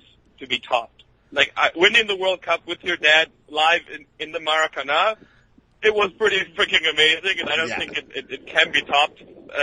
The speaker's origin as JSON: {"language": "English", "country": "Germany", "said": "We moved from the Brazilian sections, where we were the only Germans, into the German block"}